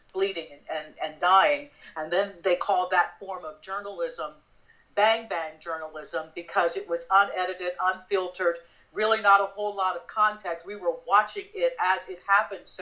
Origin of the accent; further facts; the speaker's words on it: West Palm Beach, Florida, United States; moved away; My folks live and I grew up in West Palm Beach